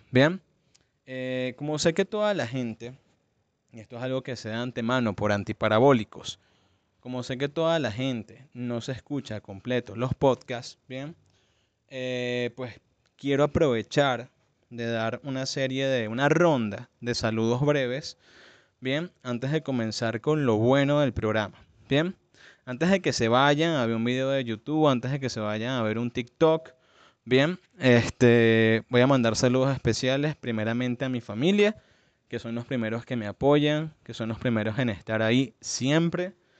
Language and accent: Spanish; Venezuela; de donde vengo, que es Venezuela